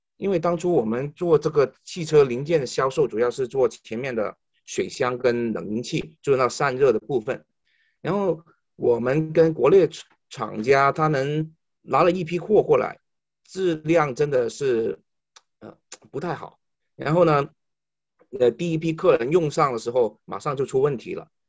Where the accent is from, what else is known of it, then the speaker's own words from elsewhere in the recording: China; moved away as an adult; now in Canada; 我们中国人强大了